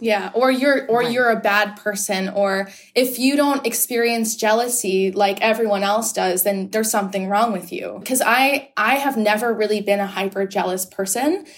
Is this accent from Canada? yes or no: yes; Whitby, Ontario, Canada; I am a person from Whitby, Ontario. So I'm and I'm from Ontario